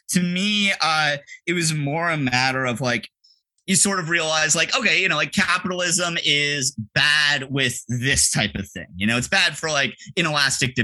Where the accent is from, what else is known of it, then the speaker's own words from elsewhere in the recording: Toronto, Ontario, Canada; I was born and raised in Toronto. I still live here.